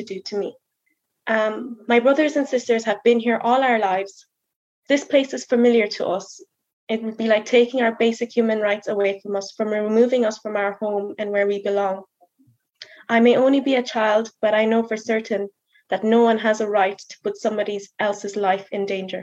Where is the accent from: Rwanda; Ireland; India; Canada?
Ireland; Mayo, Connacht; also born or lived in South Africa; I'm from Mayo